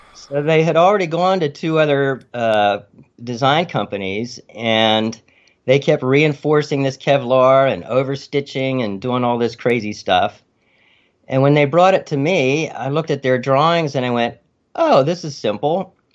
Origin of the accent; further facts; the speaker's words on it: Freeport, Pennsylvania, United States; moved away as an adult; also born or lived in Arizona / Maryland; Freeport, Pennsylvania